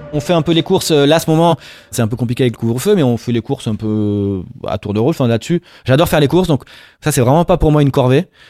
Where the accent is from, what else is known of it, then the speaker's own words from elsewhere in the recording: Marseille, Provence-Alpes-Côte d'Azur, France; je viens de Marseille, mon père est juif berbère d'Algérie, et ma mère marseillaise